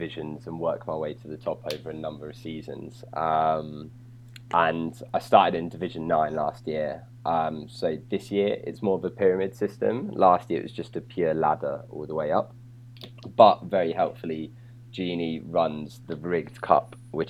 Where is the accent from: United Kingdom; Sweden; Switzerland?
United Kingdom; a little town just north of London, East of England; now in London, United Kingdom; I'm from England. Obviously, I'm from a little town just north of London originally